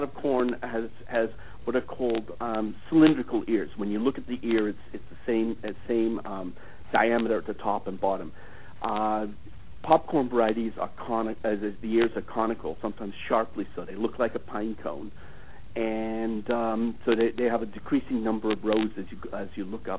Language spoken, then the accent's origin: English; United States; as an American